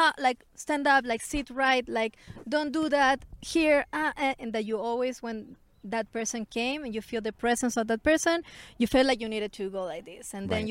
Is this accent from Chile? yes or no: yes; Santiago, Santiago Metropolitan Region, Chile; I grew up in Chile. I was born in Chile, in Santiago, the capital.